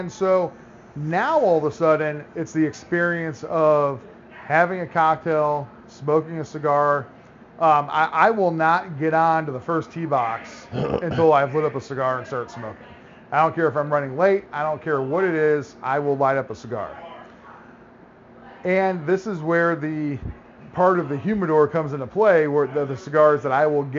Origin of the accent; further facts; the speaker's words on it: Florida, United States; moved away; I grew up in Florida